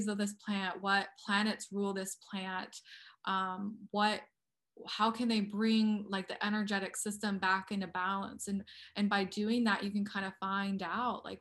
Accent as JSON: {"language": "English", "region": "Colorado", "country": "United States", "tie": "born or raised there", "also_born_or_lived": "Okmulgee, Oklahoma", "moved": "yes", "said": "I grew up in the Rocky Mountains"}